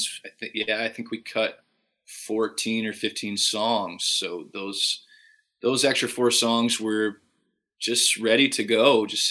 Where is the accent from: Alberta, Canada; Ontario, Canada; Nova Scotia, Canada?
Alberta, Canada; Fort Saskatchewan; Growing up in Fort Saskatchewan, it was a pretty small town